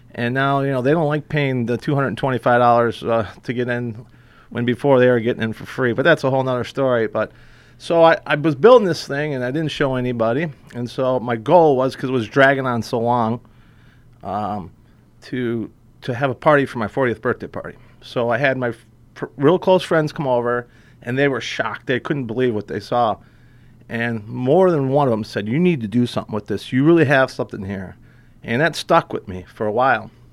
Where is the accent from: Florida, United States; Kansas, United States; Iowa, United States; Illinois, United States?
Illinois, United States; McHenry; growing up in McHenry, Illinois